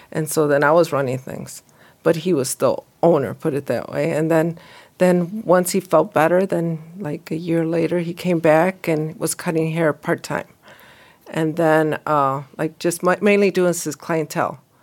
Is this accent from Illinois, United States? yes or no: yes; Bolingbrook, Illinois, United States; also born or lived in Romeoville; I grew up in Bolingbroke, and then I actually was the first ones that were shipped to Romeo for high school.